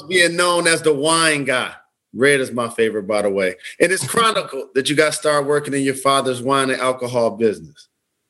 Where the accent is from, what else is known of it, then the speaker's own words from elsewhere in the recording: Detroit, Michigan, United States; starting a school in my hometown